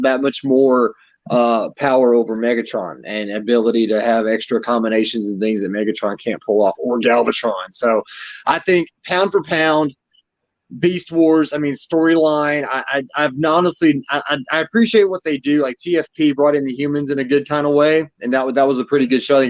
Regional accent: Memphis, Tennessee, United States; now in Chicago, United States; I was born in Memphis. My family still lives in the Memphis area

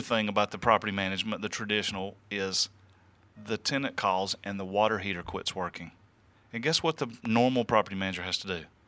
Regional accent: the South, United States; I am from the South

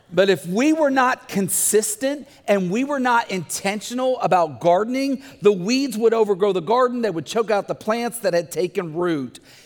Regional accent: Bumpus Mills, Tennessee, United States; we had gardens growing up in Bumpus Mills, Tennessee

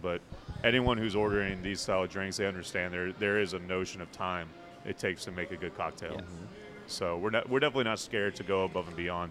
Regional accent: northern Indiana, United States; moved away; I grew up in North Indiana, and uh, I didn't drink up in North Indiana, but it was cold as hell

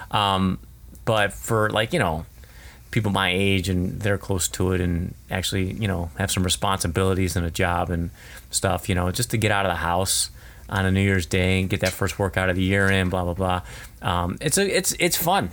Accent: United States; it's tough being American

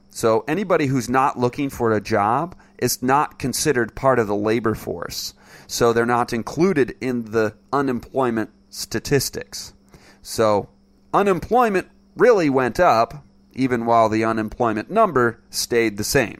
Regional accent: Michigan, United States; moved away; back in my home state of Michigan

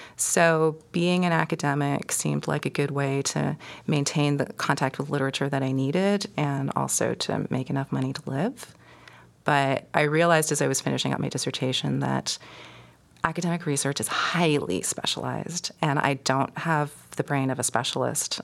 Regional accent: Toronto, Ontario, Canada; I grew up in suburban Toronto, East York

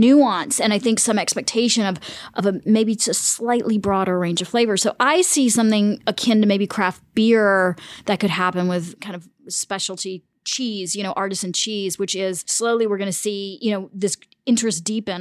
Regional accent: the South, United States; also born or lived in Germany / Punjab, India; I grew up in the United States

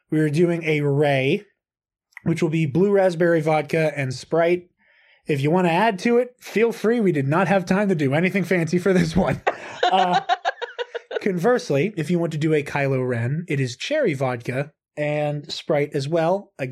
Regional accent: Ireland; I'm Irish.

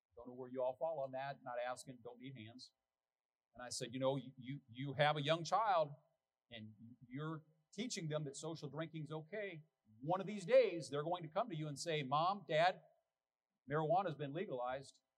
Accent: United States; as an American

